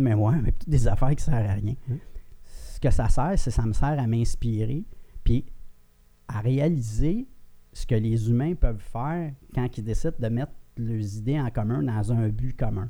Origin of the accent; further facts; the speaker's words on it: Granby, Quebec, Canada; je viens de Granby. Mon père louait un chalet à Roxton Pound.